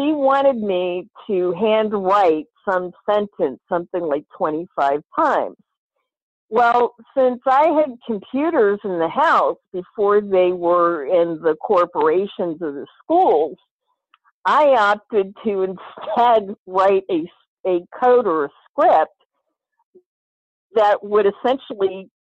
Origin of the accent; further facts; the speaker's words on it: Rappahannock County, Virginia, United States; I grew up in Rappahannock County, 35 acres Rappahannock River